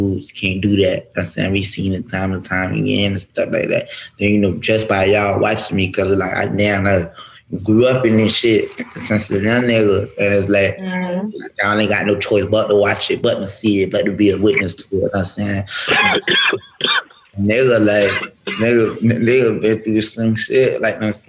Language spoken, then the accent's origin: English; Pompano Beach, Florida, United States; I'm from Pompano